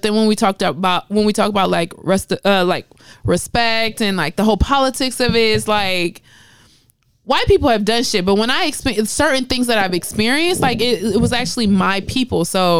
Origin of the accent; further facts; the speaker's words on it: New York, United States; I was actually born in the States, I was born in New York